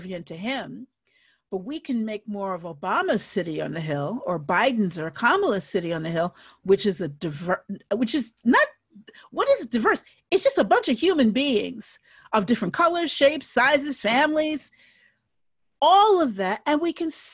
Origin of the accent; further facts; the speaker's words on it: New York City, New York, United States; moved away; the New York City I grew up in, and that includes the 70s